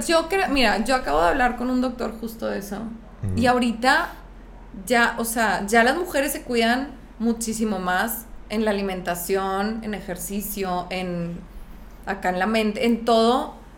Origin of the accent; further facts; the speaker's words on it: San Pedro Garza García, Nuevo León, Mexico; moved away as an adult; also born or lived in Monterrey; nunca he encajado en la, en la caja San Petrina